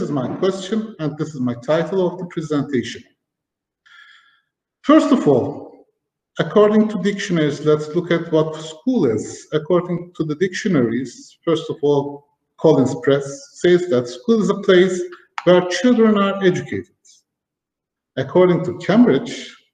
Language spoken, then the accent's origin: English; Turkey; also born or lived in Germany; I was born in 1975 in Germany and started my school life when I was 4 in Germany. My parents had to work in a factory and I had to go to school. We moved to Turkey